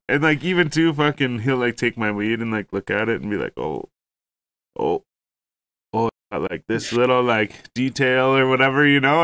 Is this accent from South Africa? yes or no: no; Ontario, Canada; we're from Ontario